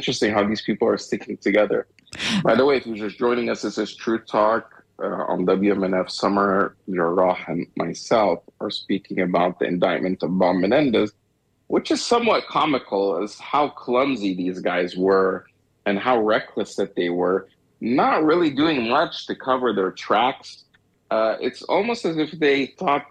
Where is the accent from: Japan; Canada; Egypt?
Egypt; now in United States; I'm from Egypt. And the type of, you know, I'm Egyptian. Well, I'm born in Egypt, but I'm an American.